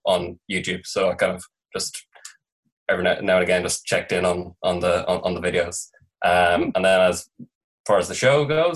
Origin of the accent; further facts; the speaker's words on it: Ireland; I'm from Ireland.